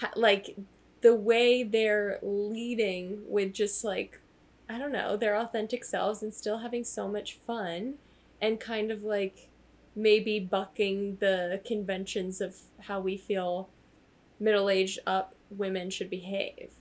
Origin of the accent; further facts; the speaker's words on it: Sandy Springs, Georgia, United States; I'm from Atlanta, so it's a little bit harder to imagine. Um, just because yeah. it is such a large city. I guess more specifically I grew up in and around Sandy Springs